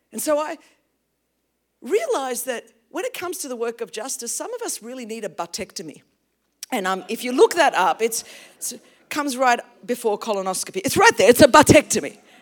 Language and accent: English; Australia; English is a second language; we grew up as Greek in a very, very Australian culture